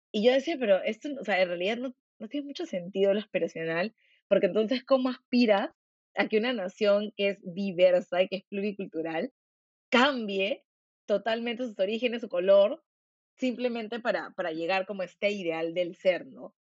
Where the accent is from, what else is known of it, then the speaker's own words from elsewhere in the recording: Peru; quiénes somos como peruanos